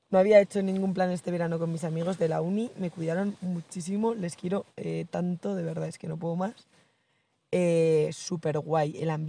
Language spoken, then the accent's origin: Spanish; Urdiain, Navarre, Spain; Y el resto de agosto he estado en mi pueblo, Urdiain.